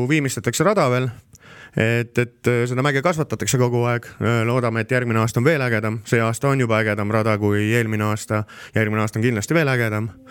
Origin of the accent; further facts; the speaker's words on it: Estonia; aga selles mõttes oleme eestlased on väga kõvad sõitjad